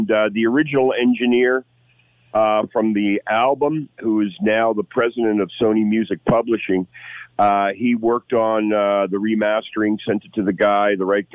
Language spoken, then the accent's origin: English; Hamilton, Ontario, Canada; I'm from Hamilton.